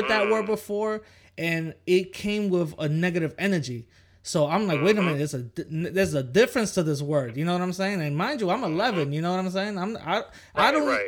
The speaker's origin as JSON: {"language": "English", "town": "New York City", "region": "New York", "country": "United States", "tie": "born or raised there", "said": "I grew up, I'm from the Bronx, you know, I grew up in the Bronx"}